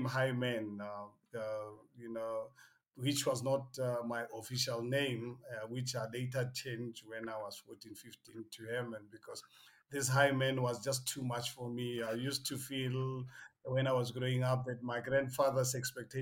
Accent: South Africa; I grew up in a small village called Haramuzi, 30-40 km north of Pretoria, next to Babilegi Industrial Area

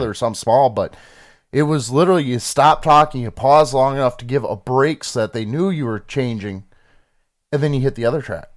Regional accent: Michigan, United States; we're from Michigan.

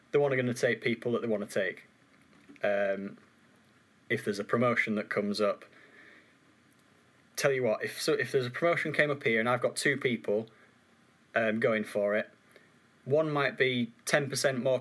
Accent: Yorkshire and the Humber, United Kingdom; accent: Yorkshire; I loved having my Yorkshire accent, and the more time I've spent up in Cheshire, it just keeps getting.

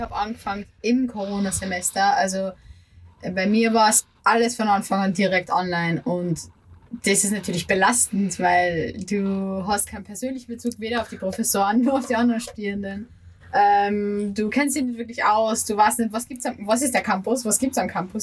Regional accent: Upper Austria, Austria; now in Vienna, Austria; Ich bin ja ursprünglich aus Oberösterreich

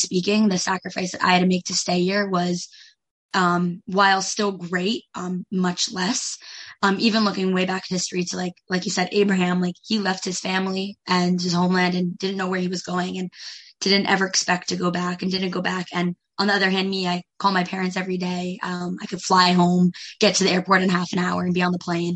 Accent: New Jersey, United States; moved away as an adult; now in Israel; I'm from New Jersey

